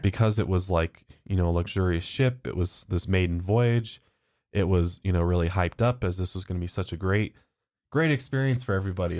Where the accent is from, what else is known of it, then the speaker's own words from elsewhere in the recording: United States; accent: American; I'm so American. Got such an American accent